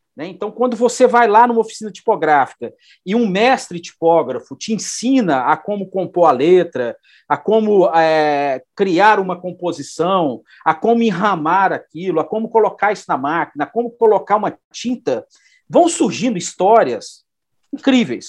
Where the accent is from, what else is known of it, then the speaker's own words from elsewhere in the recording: Belo Horizonte, Minas Gerais, Brazil; also born or lived in Araguari; eu sou aqui de Belo Horizonte, né, é, moro aqui, na verdade, nasci em Araguari, em Triângulo Mineiro, mas moro em Belo Horizonte desde de menino